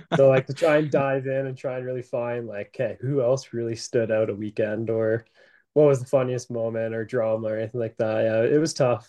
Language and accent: English; Canada; we're Canadian